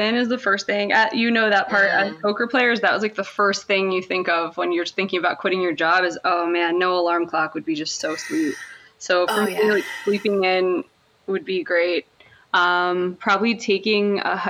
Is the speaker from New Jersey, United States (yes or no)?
yes; Monroe Township, New Jersey, United States; I was born in Monroe Township, New Jersey, just a small, small little burbs in Jersey, but I was like close enough to New York City, Philly and all those places. So that wasn't the worst place to grow up.